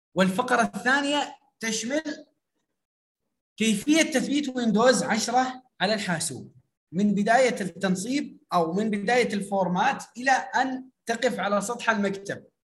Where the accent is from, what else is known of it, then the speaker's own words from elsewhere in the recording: Syria; now in Iraq; انا من سوريا ومقيم في العراق